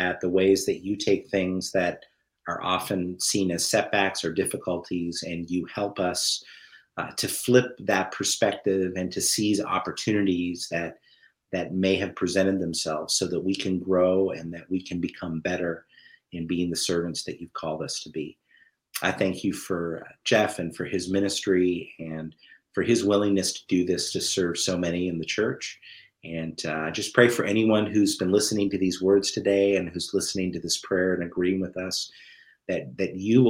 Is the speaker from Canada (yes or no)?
yes; Grand Manan, New Brunswick, Canada; I would say I was from Seal Cove, Grand Manan, and yeah. People who knew Grand Manan would look at me and go, "No, you're not. I don't even know who you are."